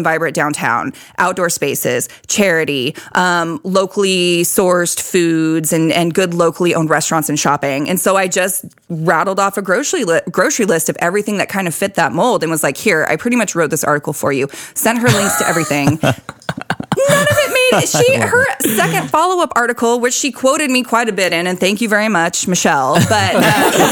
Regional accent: Salt Lake City, Utah, United States; now in Bakersfield, United States; I'm from Salt Lake City and I remember moving here in 2002

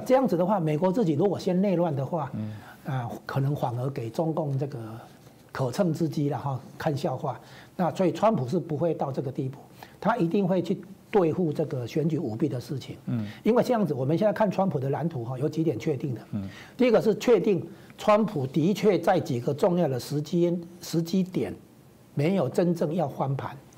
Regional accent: Taiwan; 这绝对不是说我们台湾这边能比得上的啦

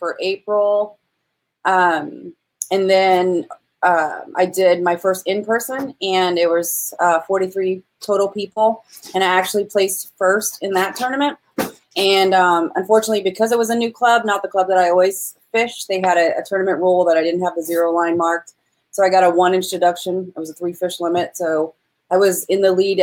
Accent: Virginia, United States; I grew up on the Shenandoah River in Virginia

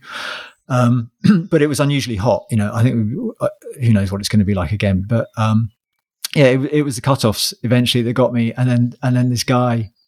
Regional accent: Sussex, South East England, United Kingdom; I'm from Sussex

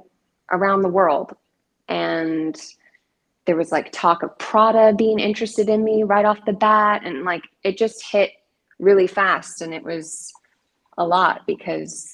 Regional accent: Salem, Oregon, United States; also born or lived in Dallas, Oregon; now in Wilmington, United States; I was born in Dallas because the Salem Hospital was full when my mom went into labor, and grew up in Salem my whole life. Went to South Salem High School

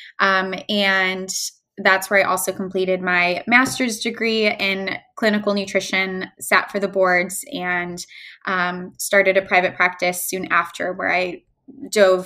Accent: Chicago, Illinois, United States; moved away; I'm from Chicago originally

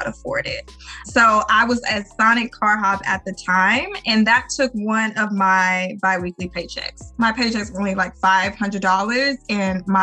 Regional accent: Arkansas, United States; we are from Little Arkansas, you know, small country state

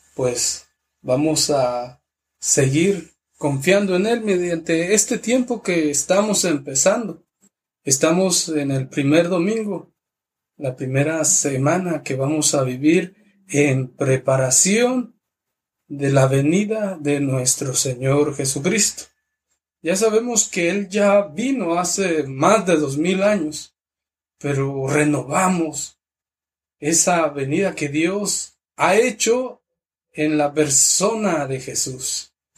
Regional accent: Mexico; moved away; la parroquia de mi pueblo que se llama San, Francisco de Asís, que es de Cherá

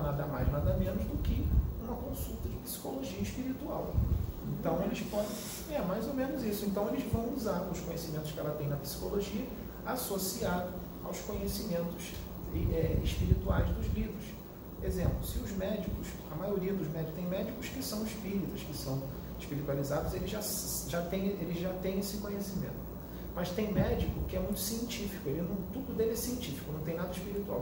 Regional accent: Rio de Janeiro, Brazil; accent: carioca; eu sou carioca

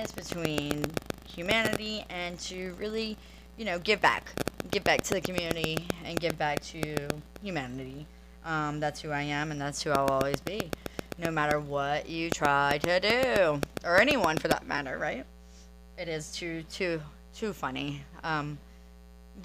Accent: New Orleans, Louisiana, United States; now in Destin, United States; I am originally from New Orleans, Louisiana.

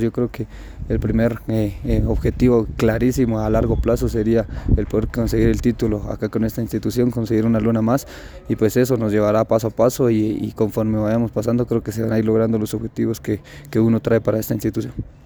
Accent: San Marcos, Guatemala; Soy oriundo de San Marcos

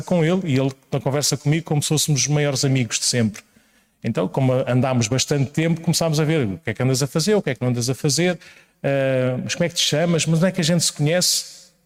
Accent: Paço de Arcos, Lisbon, Portugal; quando voltei à minha terra natal, parece que é assim uma coisa muito longínqua, era Passo de Arcos, é ali ao lado

